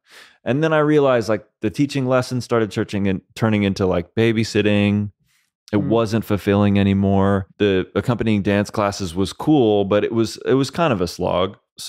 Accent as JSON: {"language": "English", "region": "Connecticut", "country": "United States", "tie": "born or raised there", "also_born_or_lived": "New Jersey", "said": "and I was born in Northern New Jersey. It's become a very affluent area because of the proximity to New York City. Same with Connecticut."}